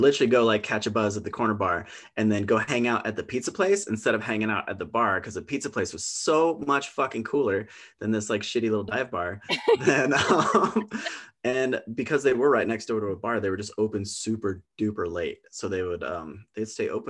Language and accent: English; Twin Lakes, Idaho, United States; I grew up in Twin Lakes, which is just like a rock's throw away from Coeur d'Alene.